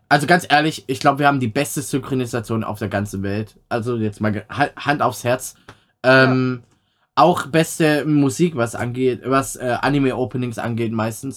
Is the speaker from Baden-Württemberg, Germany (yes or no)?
yes; Swabia, Baden-Württemberg, Germany; accent: Swabian; now in North Rhine-Westphalia, Germany; dann kommt das Schwäbeln immer raus, so ein bisschen